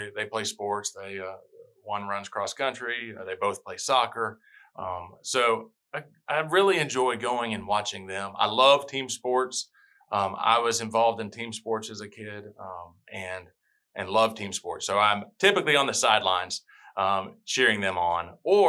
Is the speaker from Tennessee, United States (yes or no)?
yes; Tennessee, United States; moved away as an adult; also born or lived in Alabama / Birmingham, Alabama; now in Hilton Head Island, United States; I'm born and raised in Tennessee. I'm a Southern boy.